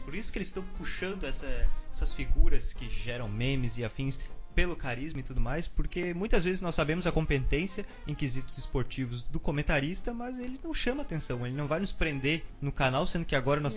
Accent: Santa Catarina, Brazil; Eu e a Beatriz somos de Santa Catarina

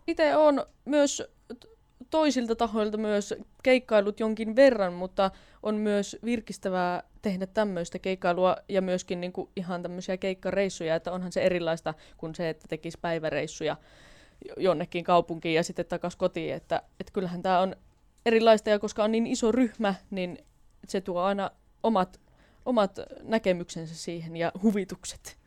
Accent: Karttula, North Savo, Finland; moved away; kotikonnuilla Karttulassakin

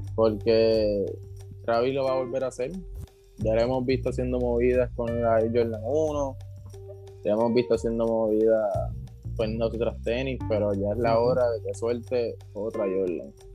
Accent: Puerto Rico; como puertorriqueño

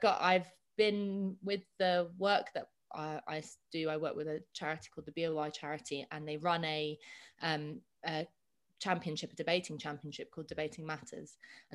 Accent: London, United Kingdom; I was born on Moulins Road, which is now in a very hip part of Hackney near Victoria Park. And I've lived in Hackney and Highbury my whole life. My family is Irish from a tiny town called Dunard in Wicklow, but half of us live over here, and I've always lived in London.

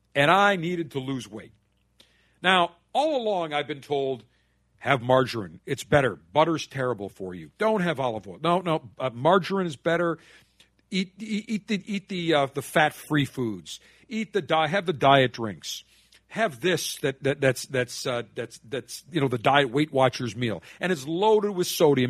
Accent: Buffalo, New York, United States; Buffalo, my hometown

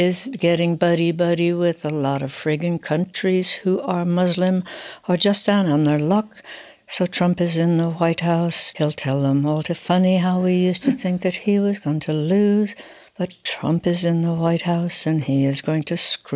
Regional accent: United States; moved away as an adult; also born or lived in England; now in Oxford, United Kingdom; I'd been brought up in the States, but I left when I was 20, 21

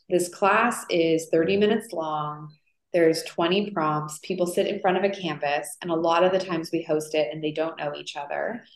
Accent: Toronto, Ontario, Canada; moved away as an adult; also born or lived in Montreal, Canada; now in New York, United States; I grew up in Toronto, so there was no fashion.

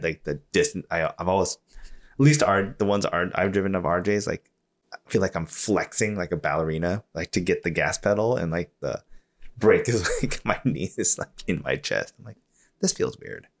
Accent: Iowa, United States; now in Snohomish, United States; I grew up in Iowa

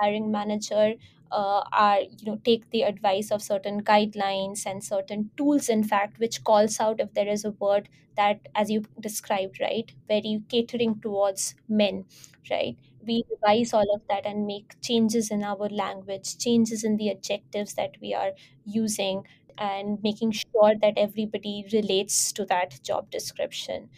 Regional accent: India; I identify myself as an Indian not because of emotional identity as Indian, but because for administrative purposes, I need to belong to a certain country

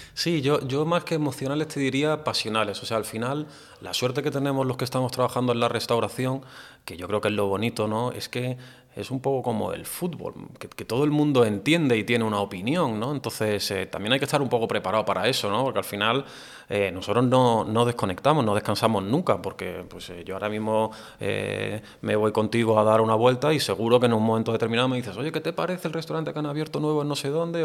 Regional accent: Andalusia, Spain; yo también un poco como andaluz

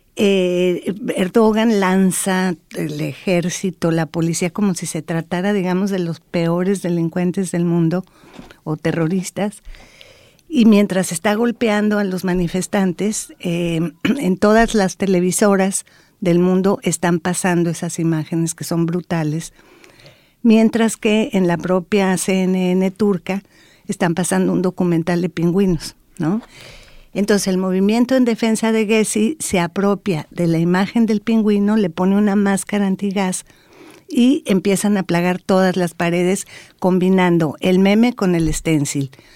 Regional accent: Mexico; soy mexicana

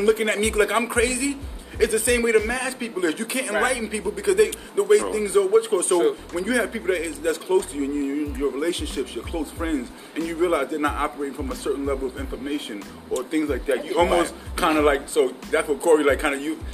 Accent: New York, United States; I'm a New Yorker, so I talk with a different level of aggression

